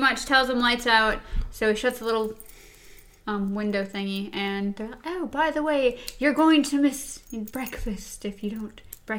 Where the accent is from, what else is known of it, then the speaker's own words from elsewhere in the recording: Frankfurt, Hesse, Germany; born there; I was born in Frankfurt, Germany.